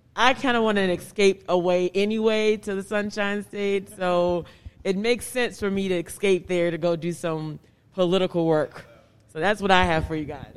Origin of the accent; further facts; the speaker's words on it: Washington, District of Columbia, United States; growing up in Southeast Washington